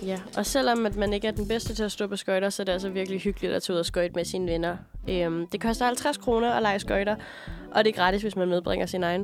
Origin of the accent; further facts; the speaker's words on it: Aalborg, North Denmark Region, Denmark; moved away; nu er jeg jo også fra Jylland, fra Aalborg